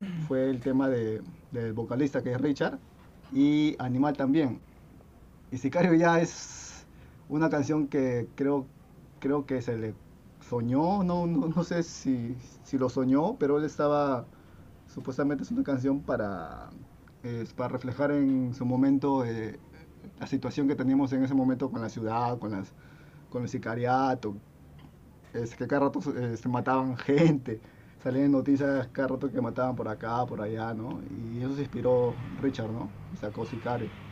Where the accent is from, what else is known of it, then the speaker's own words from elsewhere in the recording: Lurín, Lima, Peru; somos de Lima, pero somos del sur de Lima, ¿no? Estamos más alejados de la misma capital, ¿no? Somos de, de Lurín